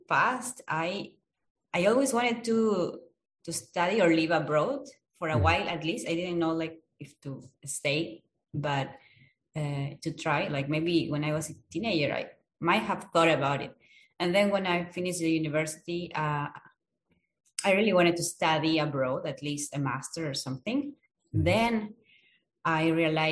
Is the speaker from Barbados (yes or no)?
no; Peru; now in United States; I am from Peru.